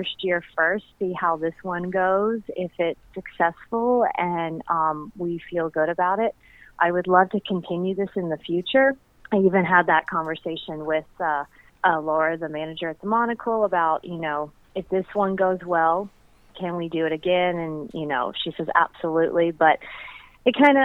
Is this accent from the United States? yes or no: yes; Chattanooga, Tennessee, United States; moved away as an adult; also born or lived in Nashville, Tennessee; now in St. Louis, United States; I grew up in Chattanooga, Tennessee